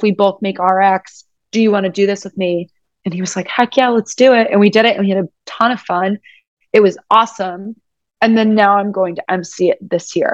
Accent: United States; I'm American.

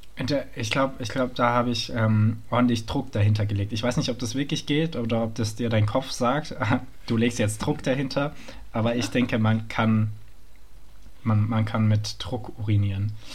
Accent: Frankfurt am Main, Hesse, Germany; moved away; ich bin Frankfurter

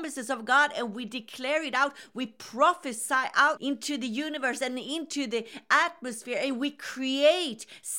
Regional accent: Sweden; Hi, this is … from Sweden.

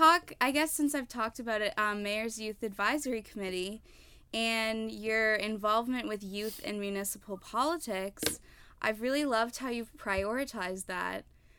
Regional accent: Moncton, New Brunswick, Canada; I'm originally from Moncton

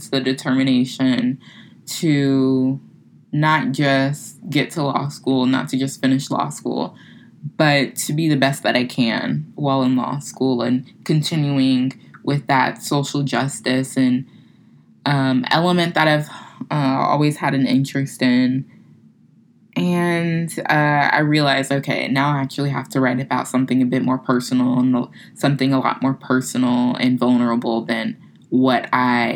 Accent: Florida, United States; moved away as an adult; now in New Orleans, United States; where I'm from, you know, small military town. I'm like, yeah, I'm from Florida.

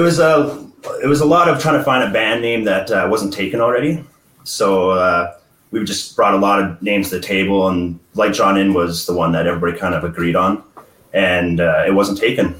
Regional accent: Edmonton, Alberta, Canada; we're from Edmonton, Alberta, Canada

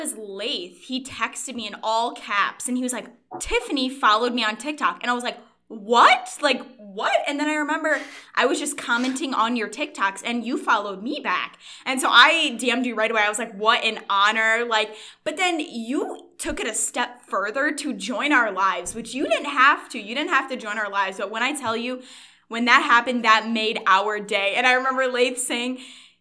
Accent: Michigan, United States; I'm from Michigan.

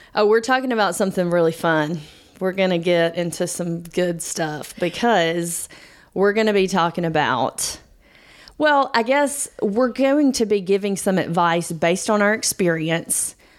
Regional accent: Georgia, United States; we're from Georgia.

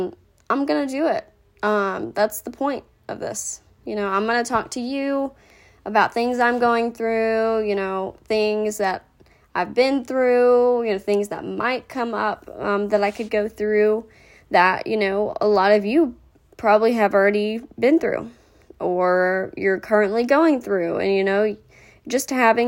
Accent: Rowlett, Texas, United States; I grew up in Rowlett, Texas

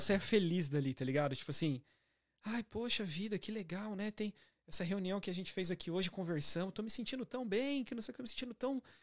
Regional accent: Santo André, São Paulo, Brazil; moved away as an adult; now in Toronto, Canada; Sou de Santo André

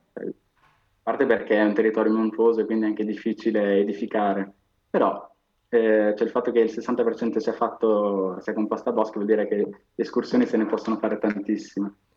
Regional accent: Trentino-Alto Adige, Italy; io che sono trentino

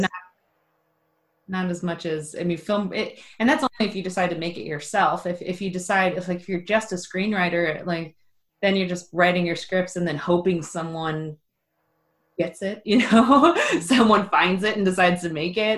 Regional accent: Ohio, United States; also born or lived in Los Angeles; I live in Ohio and I grew up in Ohio

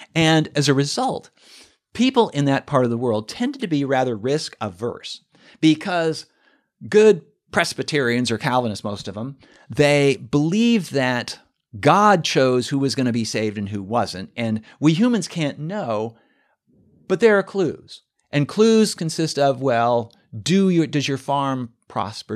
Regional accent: Oregon, United States; moved away as an adult; also born or lived in California; now in Austin, United States; I grew up in Oregon, and I went to college in California

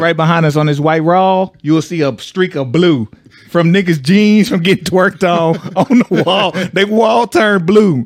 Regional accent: Texas, United States; I'm from Texas, so we had a whole nother club scene

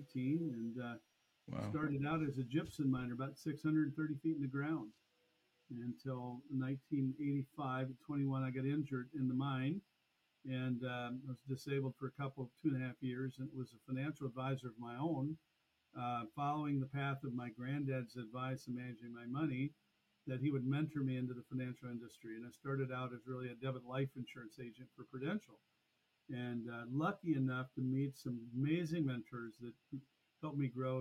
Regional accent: Burlington, Iowa, United States; I was born in Burlington, Iowa, 1963. And it's a city that I'm still located in to this day. Raised here on a farm initially

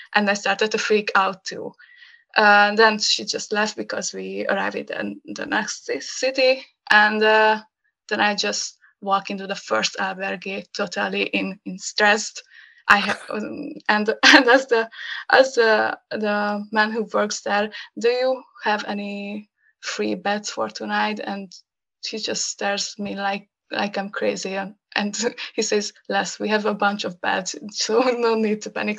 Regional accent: Hungary; first language Hungarian; English is a second language; when I come back to Hungary and uh, uh, and go back to my hometown

